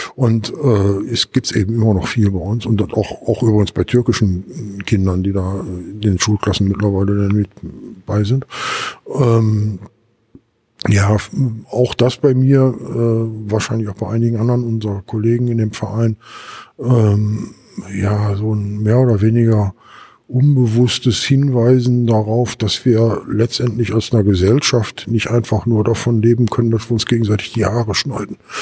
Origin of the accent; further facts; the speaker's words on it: Gelsenkirchen, North Rhine-Westphalia, Germany; so ein Stadtteil wie Gelsenkirchen-Bismarck, da wo ich herkomme